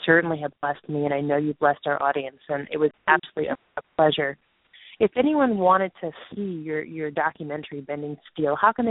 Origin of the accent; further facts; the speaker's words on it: New York, United States; I'm from New York too